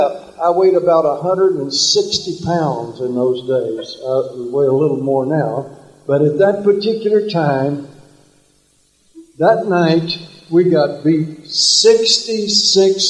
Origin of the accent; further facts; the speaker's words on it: Texas, United States; moved away; I grew up in Texas, there were not a lot of Asians hanging around in the town that I grew up of 1,927 people.